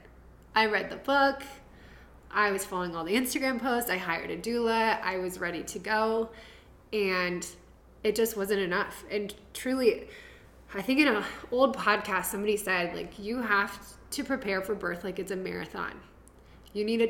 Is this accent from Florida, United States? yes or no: no; Iowa, United States; I grew up in Iowa